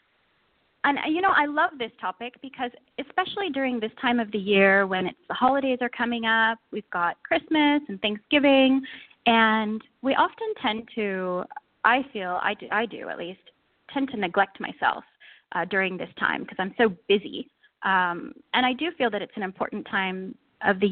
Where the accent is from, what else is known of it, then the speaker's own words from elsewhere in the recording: the Bay Area, California, United States; moved away as an adult; now in Bahrain; I'm originally from California, from the Bay Area